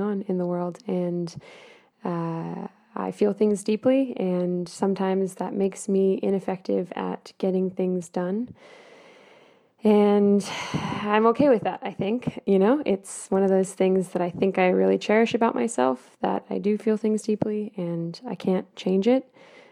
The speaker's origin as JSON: {"language": "English", "country": "United States", "moved": "yes", "said": "being an American living overseas."}